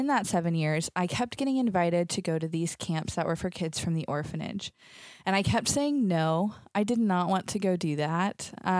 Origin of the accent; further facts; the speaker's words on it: Athens, Texas, United States; moved away as an adult; now in Latvia; I grew up in East Texas in a tiny town called Athens. I'm one of six kids. So I grew up in a big family, just a lot of fun and craziness.